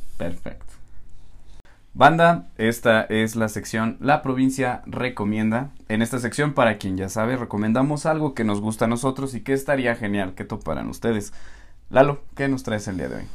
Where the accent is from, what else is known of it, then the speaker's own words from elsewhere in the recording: Tulancingo, Hidalgo, Mexico; Nosotros somos de Hidalgo, para quien no lo sepa, uh. de Tulancingo Hidalgo